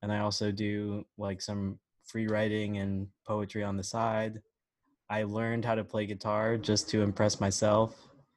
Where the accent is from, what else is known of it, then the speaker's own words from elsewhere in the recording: Long Beach, California, United States; I'm from Long Beach, California.